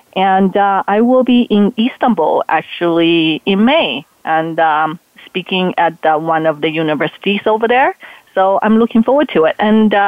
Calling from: Portland, Oregon, United States; Oh, I'm calling from Portland, Oregon.

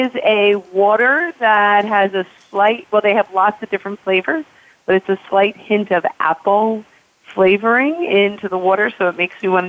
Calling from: Philadelphia, Pennsylvania, United States; So I'm calling from the Philadelphia area.

